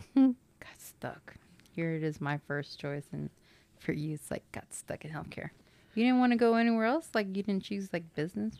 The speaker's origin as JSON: {"language": "English", "town": "Dallas", "region": "Texas", "country": "United States", "said": "I am from Dallas, Texas"}